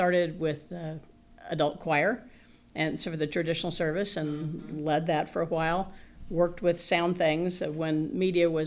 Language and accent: English; central Indiana, United States; I grew up in Indiana, central Indiana, and have been here essentially all of my life